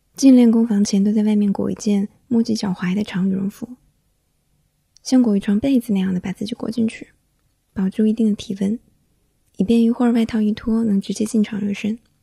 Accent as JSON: {"language": "Chinese", "area": "the South", "region": "southern China", "country": "China", "tie": "born or raised there", "moved": "yes", "lives_now": "Beijing, China", "said": "小时候在南方"}